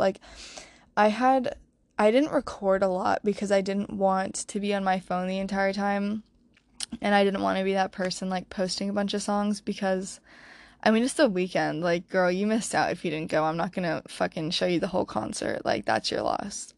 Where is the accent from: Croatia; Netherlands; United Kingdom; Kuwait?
Croatia; now in Wilmington, United States; growing up in Croatia